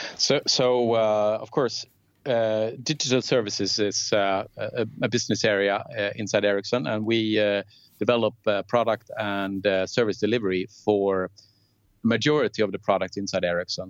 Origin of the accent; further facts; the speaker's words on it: Lund, Skåne, Sweden; I was born and raised in Lund, uh, a small university town in, in the south of Sweden, where I also actually lived in the 25 first years of my life.